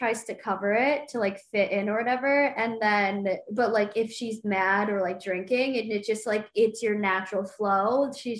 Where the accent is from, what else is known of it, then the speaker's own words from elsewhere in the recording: Midwest, United States; now in New York, United States; growing up in the Midwest